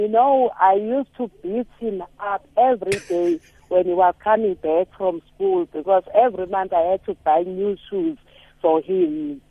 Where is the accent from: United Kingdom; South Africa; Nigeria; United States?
South Africa; Barberton, Mpumalanga; We are from Mpumalanga in Barberton.